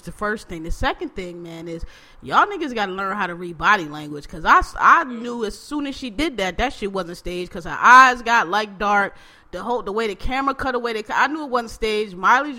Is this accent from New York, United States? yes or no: yes; Queens, New York, United States; I'm still from Southeast Jamaica, Queens, don't get it fucked up.